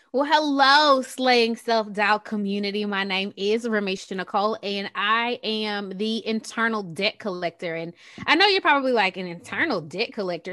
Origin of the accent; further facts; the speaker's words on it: Texas, United States; also born or lived in Qatar; I'm from Texas, as you guys can probably hear it.